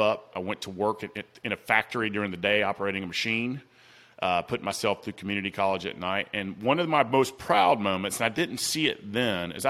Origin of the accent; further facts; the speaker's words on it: Atlanta, Georgia, United States; accent: Southern; I came from South Atlanta